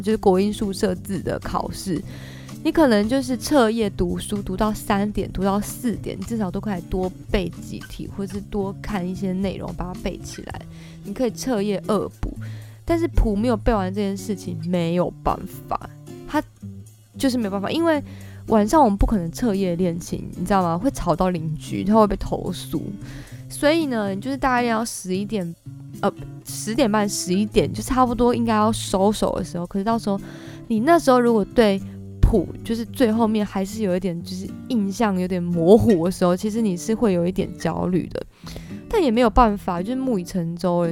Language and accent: Chinese; Kaohsiung, Taiwan; moved away as an adult; also born or lived in Taipei; 因为我是高雄人嘛，所以到台北其实也拓展了我不同的眼界